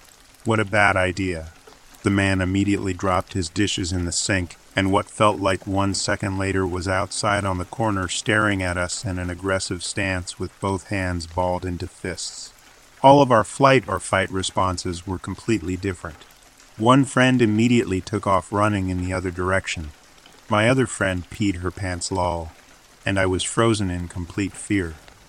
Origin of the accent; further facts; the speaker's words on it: Arizona, United States; I grew up in Arizona in a relatively safe city.